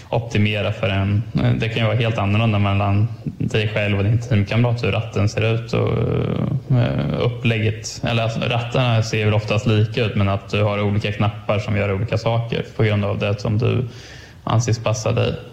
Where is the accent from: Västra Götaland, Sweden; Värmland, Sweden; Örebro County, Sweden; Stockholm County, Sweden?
Örebro County, Sweden; Örebro; Ja, vi är båda, vi är båda från Örebro.